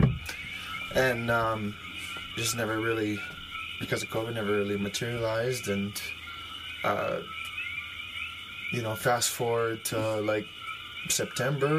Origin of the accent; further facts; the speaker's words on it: Hilo, Hawaii, United States; I grew up in Hilo.